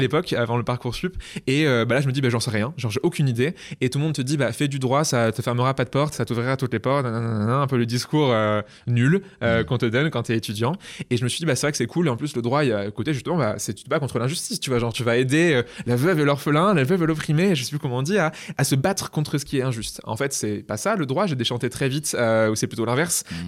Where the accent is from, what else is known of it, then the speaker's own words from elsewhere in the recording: Poitiers, Nouvelle-Aquitaine, France; moved away as an adult; also born or lived in Bristol / Toulouse; je suis originaire de Poitiers. Et mm. d'ailleurs, à 20 ans, je suis parti de, Poitiers